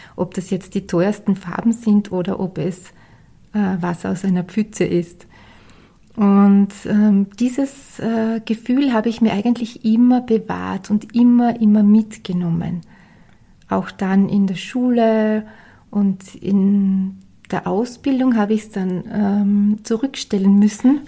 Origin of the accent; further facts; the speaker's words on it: Styria, Austria; ich bin ja aus der Steiermark